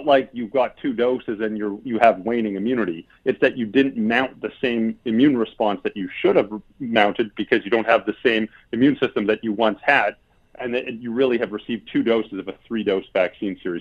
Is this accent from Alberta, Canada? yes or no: yes; Alberta, Canada; moved away; I'm from Alberta. That's my home province.